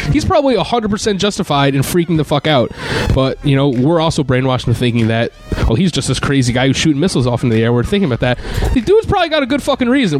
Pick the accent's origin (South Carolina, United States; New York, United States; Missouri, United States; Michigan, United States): New York, United States; Troy; I grew up in Troy, New York